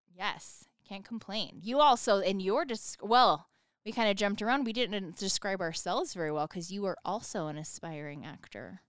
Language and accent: English; Sparks, Nevada, United States; I'm from Sparks, Nevada